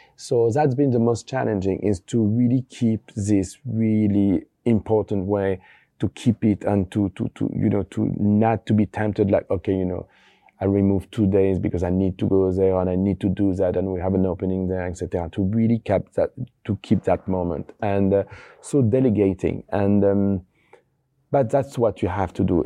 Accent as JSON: {"language": "English", "town": "Paris", "region": "Île-de-France", "country": "France", "tie": "born or raised there", "also_born_or_lived": "Brittany", "said": "I'm born in Paris from a French family, and we are from Brittany"}